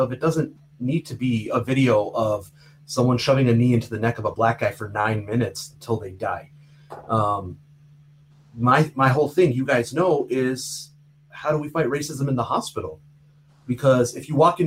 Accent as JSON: {"language": "English", "country": "Canada", "tie": "born or raised there", "said": "I grew up in Canada. I felt like a Canadian boy, just like everybody else in my class"}